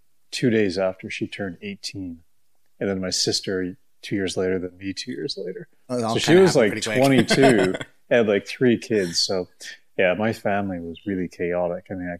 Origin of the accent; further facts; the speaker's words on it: Ottawa, Ontario, Canada; accent: mid-Atlantic; moved away as an adult; also born or lived in Paris, France; I'm an Ottawa boy, born and raised in the Ottawa area, but haven't lived here my entire year. My entire life. My mom and dad both raised in the area.